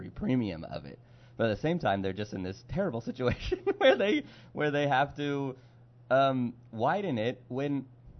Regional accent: California, United States; now in Pittsburgh, United States; I'm from California

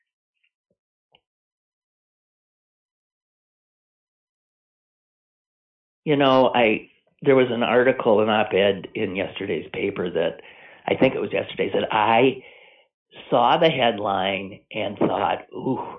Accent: United States

